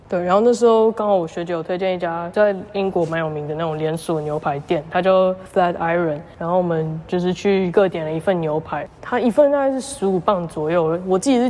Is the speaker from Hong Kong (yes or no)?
no; Taiwan; 我们都是台湾人嘛，我就讲中文啊